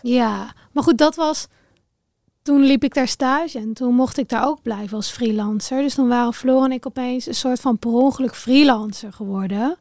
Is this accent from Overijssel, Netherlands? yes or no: yes; Raalte, Overijssel, Netherlands; ik ben opgegroeid in Raalte. Dat is een eh, dorpje in Overijssel tussen Deventer en Zwolle in.